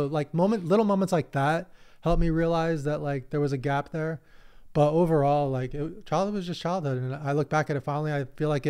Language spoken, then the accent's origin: English; San Diego, California, United States; I grew up in the Southern California ecosystem of poker, but I was more in San Diego. You guys had your LA thing.